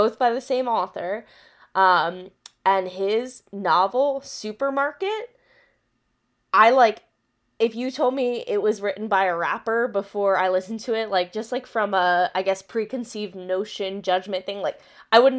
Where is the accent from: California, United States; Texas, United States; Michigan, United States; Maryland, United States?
Maryland, United States; I'm from Maryland too